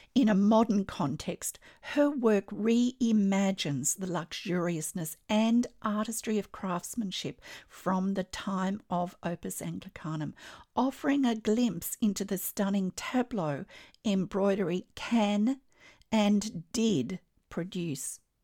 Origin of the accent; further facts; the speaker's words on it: Australia; I'm an Australian textile artist